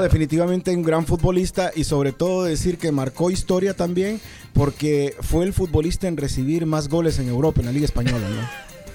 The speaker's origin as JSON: {"language": "Spanish", "country": "Honduras", "said": "nosotros los, los centroamericanos, de los hondureños"}